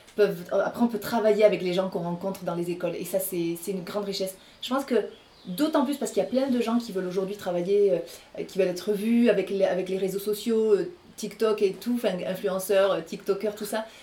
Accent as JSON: {"language": "French", "town": "Rodez", "region": "Occitania", "country": "France", "tie": "born or raised there", "also_born_or_lived": "Paris", "moved": "as an adult", "said": "je suis originaire de l'Aveyron, je suis née à Rodez et euh, j'ai fait toute ma scolarité ici"}